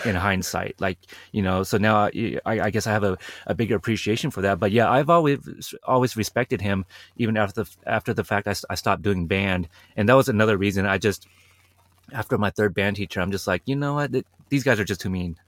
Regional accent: Portland, Oregon, United States; my hometown, Portland, Oregon

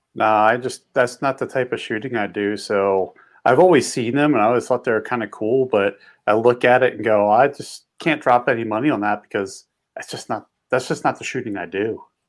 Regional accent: just outside of Philadelphia, Pennsylvania, United States; now in Montana, United States; I grew up on the East Coast and uh, just outside of Philly

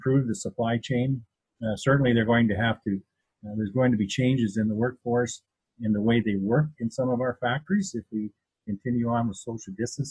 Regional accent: Essex County, Ontario, Canada; also born or lived in Perth County, Ontario; now in Listowel, Canada; Growing up in Essex County and then moving here up to Perth County in 1967, I guess it was, when Dad bought the dairy farm

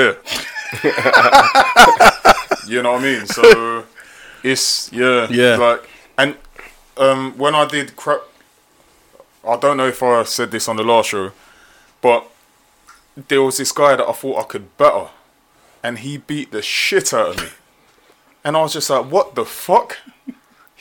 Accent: London, United Kingdom; I'm from Tottenham

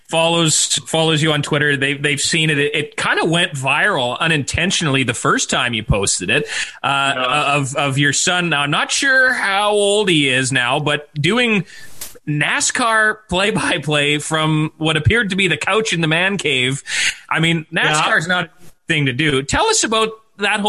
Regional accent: Manitoba, Canada; growing up in Manitoba

